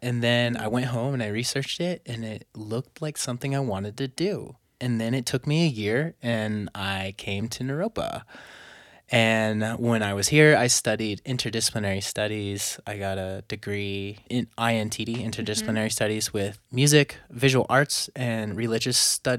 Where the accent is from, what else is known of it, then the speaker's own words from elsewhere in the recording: California, United States; Well, I was born near LA, near LA area. I grew up and raised in California.